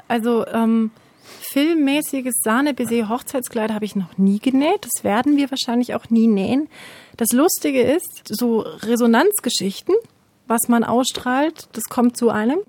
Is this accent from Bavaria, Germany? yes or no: yes; Munich, Bavaria, Germany; moved away as an adult; now in Erlangen, Germany; Ich komme aus München